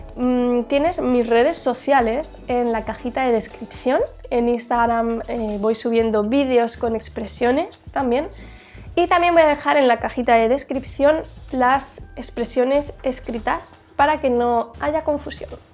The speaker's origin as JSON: {"language": "Spanish", "town": "Huesca", "region": "Aragon", "country": "Spain", "said": "yo soy de una ciudad pequeñita en el norte de España. Esta ciudad se llama Huesca"}